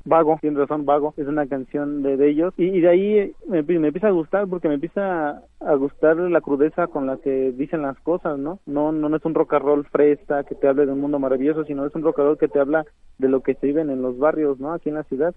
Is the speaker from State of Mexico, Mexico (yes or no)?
yes; Atizapán de Zaragoza, State of Mexico, Mexico; first language Mazahua; Spanish is a second language; also born or lived in Santo Domingo de Guzmán, Ixtlahuaca; yo crecí aquí en Atizapán de Zaragoza